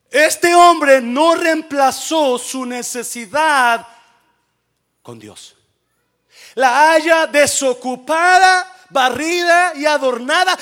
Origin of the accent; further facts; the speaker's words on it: Mexico; moved away; Soy mexicano y qué. Se me nota el nopal y qué.